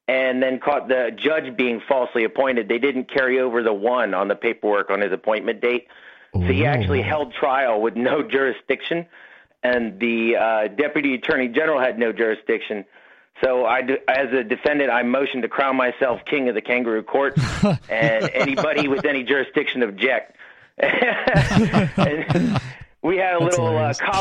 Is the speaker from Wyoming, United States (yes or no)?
no; Gulf Coast, Texas, United States; I'm a Gulf Coast Texan